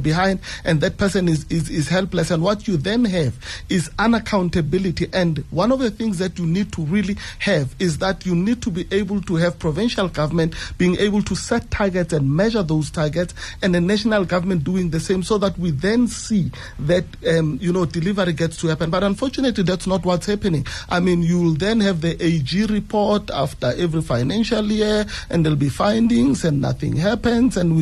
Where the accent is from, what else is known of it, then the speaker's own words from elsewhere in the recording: Winterveld, South Africa; I grew up in Winterfeld